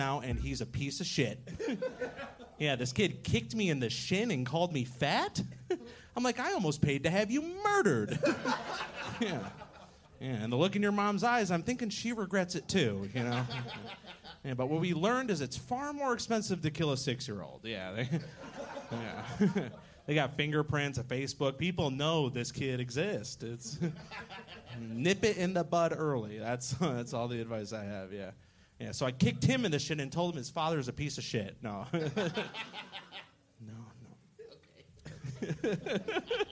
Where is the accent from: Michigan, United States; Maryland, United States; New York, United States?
Michigan, United States; now in Austin, United States; I come from Michigan